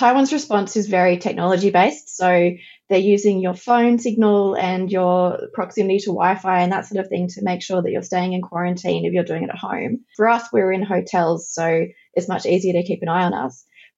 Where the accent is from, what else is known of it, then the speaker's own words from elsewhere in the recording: Australia; So firstly, because I'm an Australian citizen, I needed the Australian government's permission to leave the country.